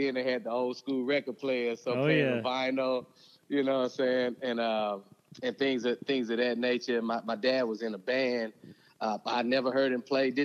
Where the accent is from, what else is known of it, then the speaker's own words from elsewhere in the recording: Houston, Texas, United States; I was born and raised in Houston, Texas